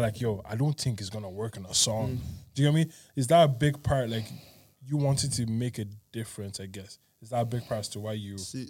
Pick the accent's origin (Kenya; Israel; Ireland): Ireland; accent: Irish; also born or lived in Greece; I'm so attached to my Irish accent